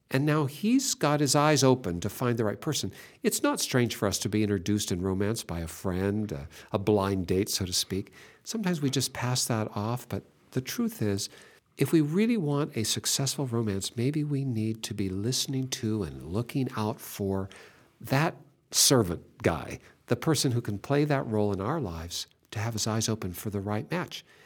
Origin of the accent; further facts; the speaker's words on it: Seattle, Washington, United States; I was born in Seattle